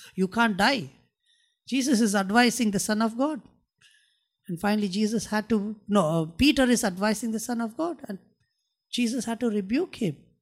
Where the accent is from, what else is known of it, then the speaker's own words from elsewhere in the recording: India; I'm a Christian and I'm an Indian